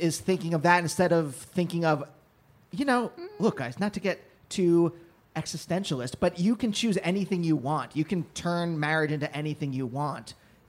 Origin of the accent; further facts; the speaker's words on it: Pennsylvania, United States; I'm from Pennsylvania, which was founded by Germans.